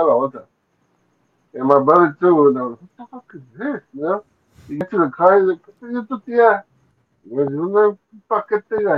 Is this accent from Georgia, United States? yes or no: no; Los Angeles, California, United States; live in Boyle Heights, the east side of Boyle Heights, more towards like General Hospital